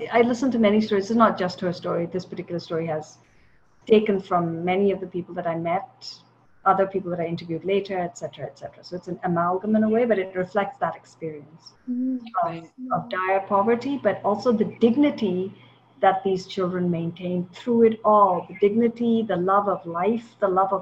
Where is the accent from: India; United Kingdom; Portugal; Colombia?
India; Chennai, Tamil Nadu; moved away as an adult; now in United States; I grew up in Chennai in India for a long time